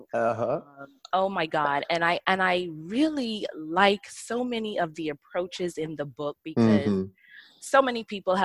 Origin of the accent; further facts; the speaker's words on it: Bahamas; I grew up in the Bahamas. So living in the islands